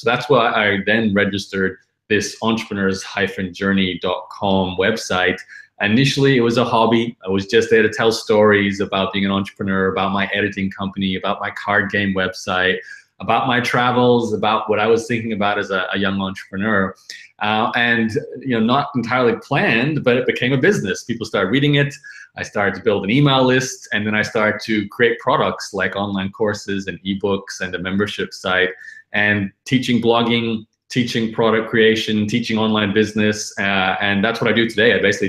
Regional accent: Brisbane, Queensland, Australia; So I'm, like you said at the beginning, I'm from Brisbane.

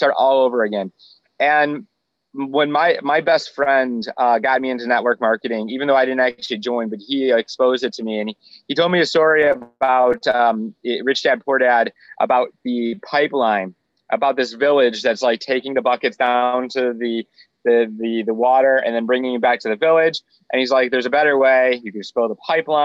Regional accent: Michigan, United States; moved away as an adult; also born or lived in Florida; I was originally from Michigan.

